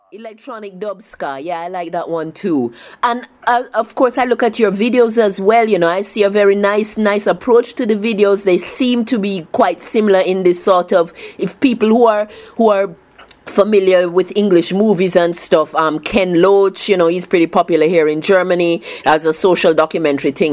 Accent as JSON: {"language": "English", "country": "Jamaica", "tie": "born or raised there", "said": "I grew up in Jamaica"}